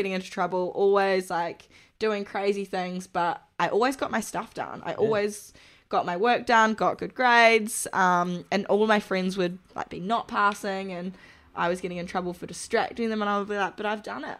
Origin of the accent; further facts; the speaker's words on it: New Zealand; moved away; I couldn't part with it when I came from New Zealand, so brought it with me.